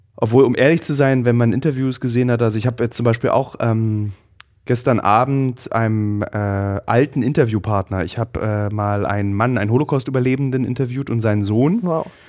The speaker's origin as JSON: {"language": "German", "country": "Germany", "said": "ich persönlich als Deutscher"}